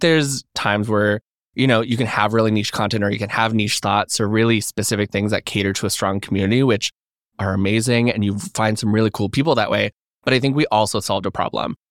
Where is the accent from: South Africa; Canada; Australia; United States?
Canada; Alberta; moved away as an adult; now in Toronto, Canada; I'm from Alberta originally